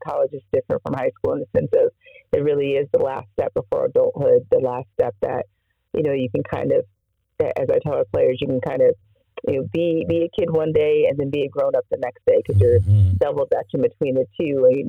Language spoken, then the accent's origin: English; Kansas, United States; moved away as an adult; also born or lived in Illinois; growing up in Kansas